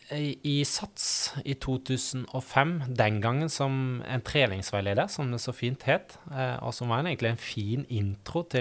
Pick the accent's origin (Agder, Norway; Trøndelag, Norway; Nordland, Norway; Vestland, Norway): Vestland, Norway; Øystese; now in Oslo, Norway; Eh, og eh, er fra Hardanger, Øystese. Har en liksom miksa dialekt av alle ting. Eh, så noen tror jeg er fra Haugesund, og noen tipper òg Sørlandet